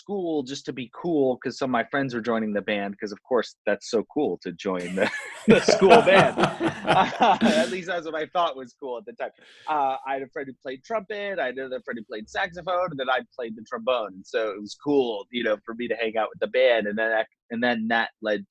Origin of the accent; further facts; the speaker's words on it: Jersey City, New Jersey, United States; moved away as an adult; also born or lived in New York City; now in Los Angeles, United States; I grew up in Jersey City